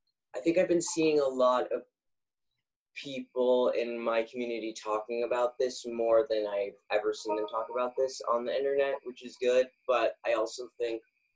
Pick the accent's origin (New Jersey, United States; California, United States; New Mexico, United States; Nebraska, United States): California, United States; Los Angeles; now in New York City, United States; I'm from Los Angeles, though, originally